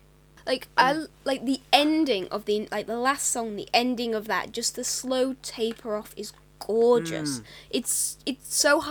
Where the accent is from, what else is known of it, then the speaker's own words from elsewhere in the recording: United Kingdom; No, it's very working class British, sort